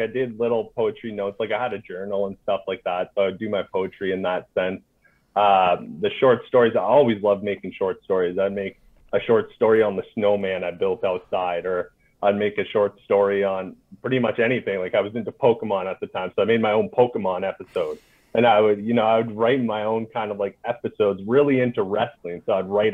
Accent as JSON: {"language": "English", "town": "North Bay", "region": "Ontario", "country": "Canada", "tie": "born or raised there", "also_born_or_lived": "Hull, Quebec", "moved": "as an adult", "lives_now": "Gatineau, Canada", "said": "I lived in North Bay, Ontario, is where I grew up all my life till I became 18"}